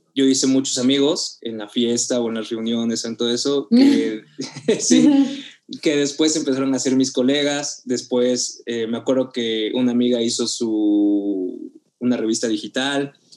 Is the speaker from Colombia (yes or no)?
no; Oaxaca, Mexico; moved away as an adult; now in Mexico City, Mexico; yo soy de Oaxaca, me vine a, a Ciudad de México a estudiar